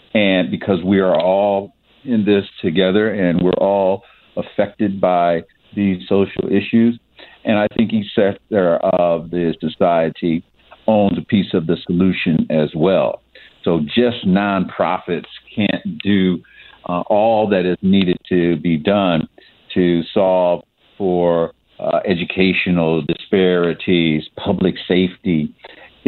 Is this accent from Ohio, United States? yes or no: yes; Ohio, United States; now in St. Louis, United States; my home state of Ohio